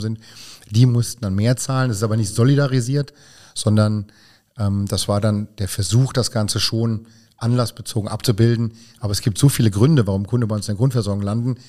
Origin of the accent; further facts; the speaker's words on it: Hunsrück, Rhineland-Palatinate, Germany; now in Vallendar, Germany; ansonsten ein Kind der Region, denn ich stamme aus dem Hunsrück